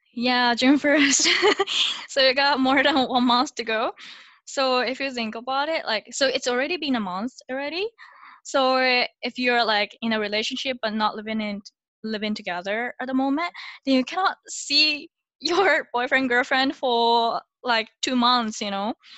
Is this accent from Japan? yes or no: yes; Japan; now in Singapore; I'm originally from Japan and now living in Singapore